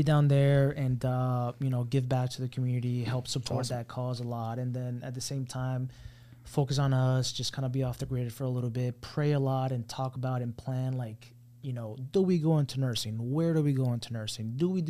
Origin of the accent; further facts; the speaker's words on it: Miami, Florida, United States; also born or lived in Colombia / Broward County, Florida; I'm from Miami.